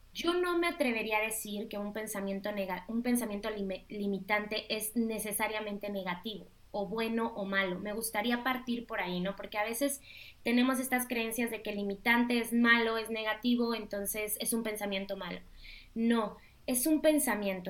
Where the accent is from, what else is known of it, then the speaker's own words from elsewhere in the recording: Mexico; tú y yo somos mexicanas